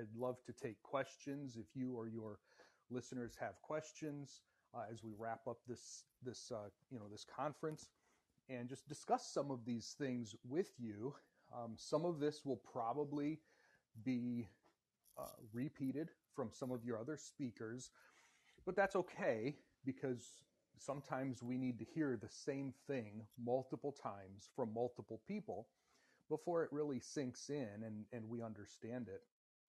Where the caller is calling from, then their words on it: Indiana, United States; I'm calling from the United States, from Indiana, where it is very cold still.